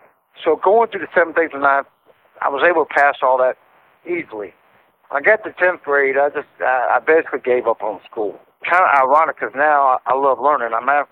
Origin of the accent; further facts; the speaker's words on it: Roanoke, Virginia, United States; also born or lived in Detroit, Michigan / Roseville, Michigan; After we moved from Detroit to Roseville, when I was about 6, we moved down to Virginia. Lived in a small city called Roanoke. It's kind of small, about 100,000 people.